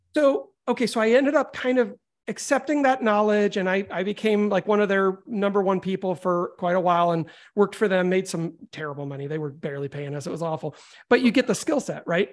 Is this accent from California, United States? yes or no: no; Florida, United States; also born or lived in Chicago; I was born in Chicago, but I moved to Florida when I was young, and I grew up in a music household.